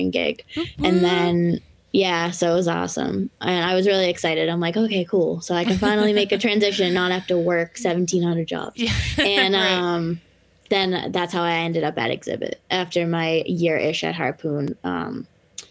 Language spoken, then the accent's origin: English; Lynn, Massachusetts, United States; accent: Boston; also born or lived in Portland, Maine / Dorchester, Massachusetts; I grew up in Lynn